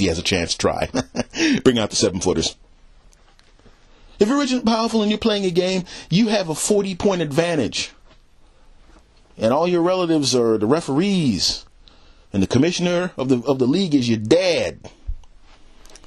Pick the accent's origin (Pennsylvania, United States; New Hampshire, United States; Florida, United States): Pennsylvania, United States; Philadelphia; moved away; not right now, but a lot of my family's there. And I was born there.